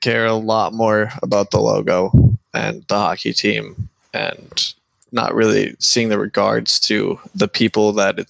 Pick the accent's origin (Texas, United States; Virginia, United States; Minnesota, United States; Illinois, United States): Minnesota, United States; Shakopee Mdewakanton Sioux Community; I'm from the Shakopee Minnewaukton Sioux community. I was one of their first Braves, and I've lived on the res, you know, ever since I was born.